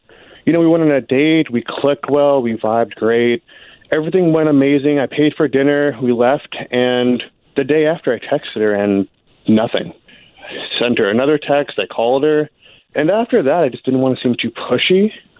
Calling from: St. Cloud, Minnesota, United States; Hey, man, call from St. Cloud.

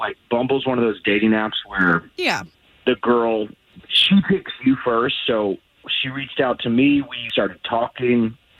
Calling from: Wekiva, Florida, United States; I'm calling from Wakaiva.

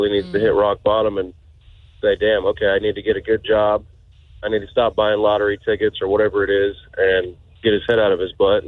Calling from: Groveland, United States; I'm calling from Groveland.

